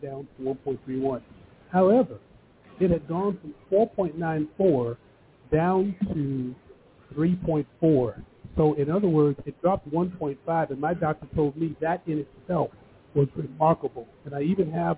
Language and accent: English; United States; being an African-American and growing up with all these different names, black, you know, Negro, now it's BIPOC